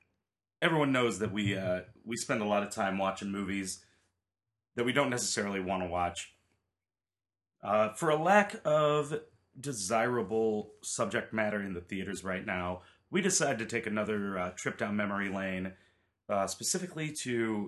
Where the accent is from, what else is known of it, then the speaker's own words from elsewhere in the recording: Austin, Texas, United States; I don't know what to do. I'm from Austin, Texas.